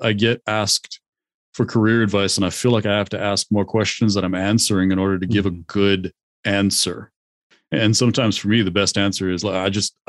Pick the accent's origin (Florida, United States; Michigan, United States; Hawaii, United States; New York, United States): Hawaii, United States; I grew up in Hawaii, so I kind of understand. I got a lot of the cultural influence from Japan